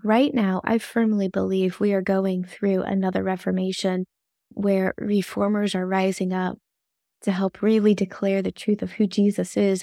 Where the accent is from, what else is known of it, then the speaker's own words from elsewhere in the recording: the South, United States; accent: Southern; I've been told I have a Southern accent.